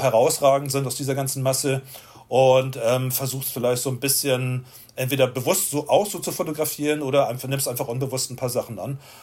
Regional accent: Itzehoe, Schleswig-Holstein, Germany; moved away as an adult; also born or lived in Hamburg; now in Vienna, Austria; ich bin in Itzehoe geboren worden, das kleine Städtchen

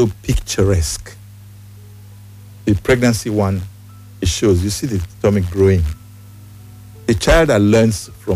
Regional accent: Benin City, Edo, Nigeria; now in Lagos, Nigeria; My family is in Benin. I grew up a Benin man. I'm a Benin man.

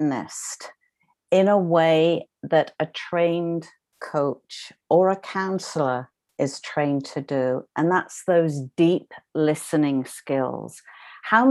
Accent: United Kingdom; accent: British; moved away as an adult; now in Canada; I am a British trained nurse, as you can, obviously the accent gives me away. And I decided that I was leaving Britain, my family, my friends, and moving to Canada, where I now reside

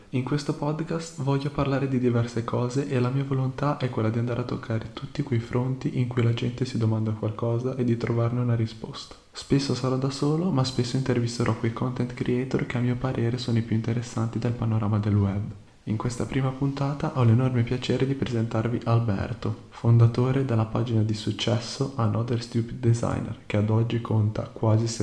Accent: Genoa, Liguria, Italy; io mi trovo per caso a Firenze perché io sono di Genova

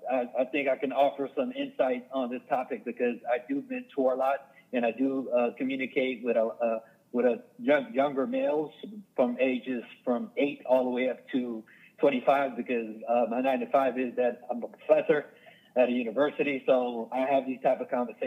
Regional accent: Hollywood, Florida, United States; also born or lived in Overtown; I was born in Overtown, but I was raised in Hollywood, Florida, South Broward.

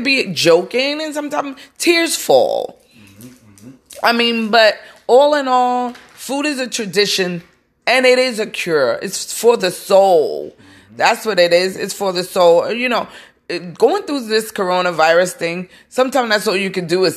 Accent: New York City, New York, United States; I come from Brooklyn, and we would have cookouts

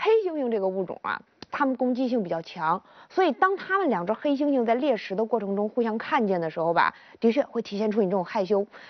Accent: Zhuhai, Guangdong, China; 我们广东人民特别奔放

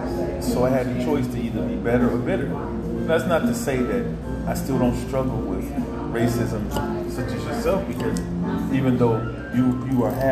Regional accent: Cleveland, Ohio, United States; So the challenges of the Navy, the challenges of growing up in Cleveland, just

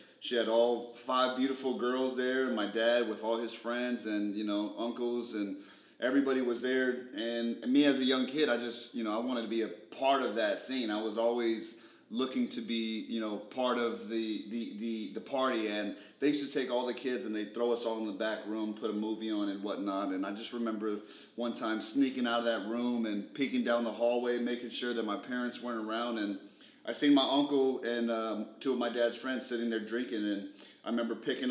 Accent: Phoenix, Arizona, United States; I grew up in West Phoenix, the Maryville district

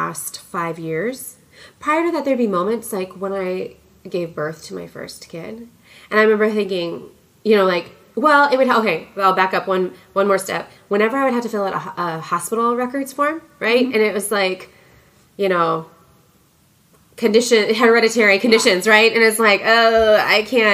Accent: Coon Rapids, Minnesota, United States; also born or lived in Wonju, South Korea; now in Portland, United States; I grew up in Coon Rapids, Minnesota. So it's just a northern suburb of Minneapolis.

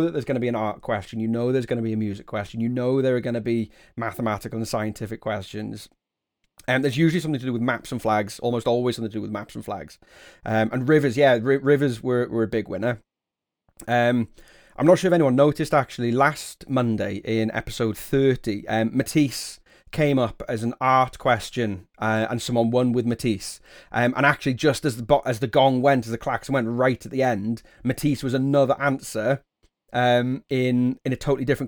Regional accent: the Wirral, North West England, United Kingdom; I grew up on the Wirral, and Tranmere would be my proper local team

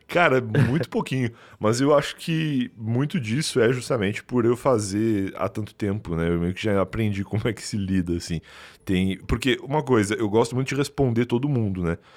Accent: Rio Grande, Rio Grande do Sul, Brazil; now in São Paulo, Brazil; Eu vim do Rio Grande do Sul, uma cidade chama Rio Grande, lá, lá no sul mesmo, bem no sul do Rio Grande do Sul

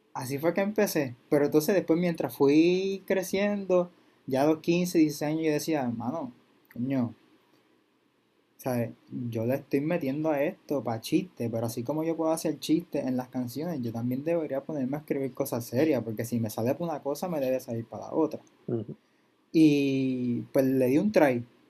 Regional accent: Bayamón, Puerto Rico; soy de Bayamón

